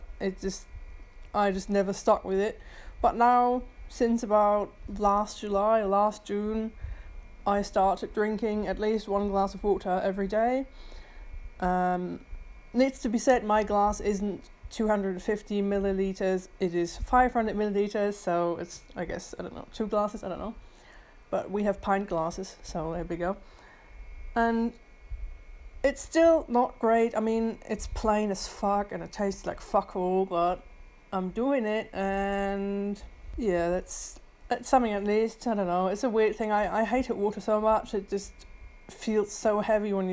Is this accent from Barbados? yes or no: no; Germany; moved away as an adult; now in United Kingdom; I'm originally from Germany and I moved to the UK in October 2019